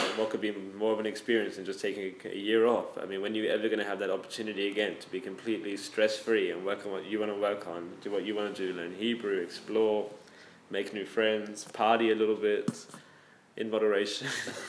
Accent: Sydney, New South Wales, Australia; I grew up in Sydney, Australia. I went to Moriah College

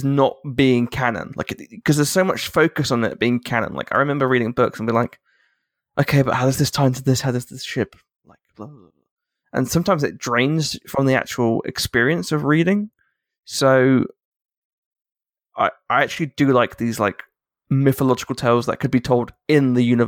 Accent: England, United Kingdom; I'm an Englishman

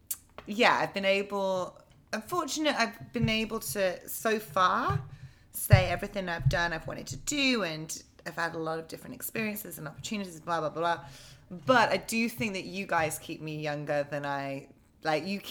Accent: England, United Kingdom; moved away as an adult; also born or lived in London; now in New York, United States; I'm from a very small town in England

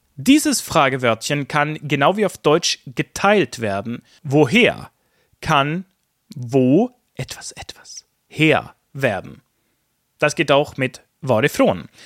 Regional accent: Sweden; in Schweden drücken wir eben Höflichkeit anders aus

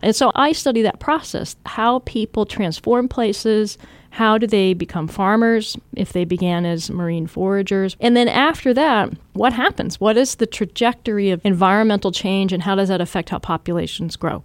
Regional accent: Washington, United States; also born or lived in Southern California; when I was a kid, I moved from Southern California to Washington State

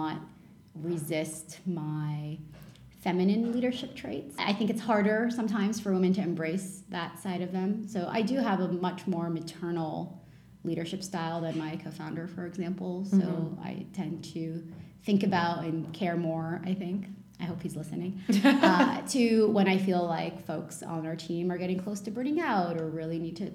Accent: Canada; English is a second language; also born or lived in Lebanon; I grew up in Lebanon. And then my family immigrated to Canada in the early 90s.

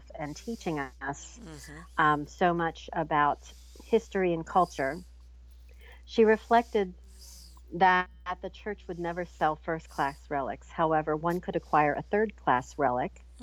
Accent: Pennsylvania, United States; we're from Pennsylvania, and in the United States

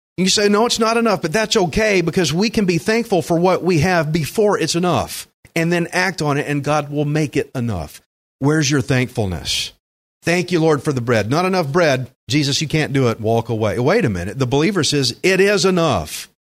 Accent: Alvin, Texas, United States; I grew up in Alvin

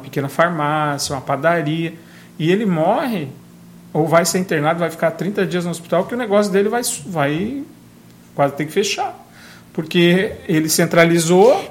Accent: Brazil; moved away; na minha terra natal, lá em Guarapó, onde eu fui criado

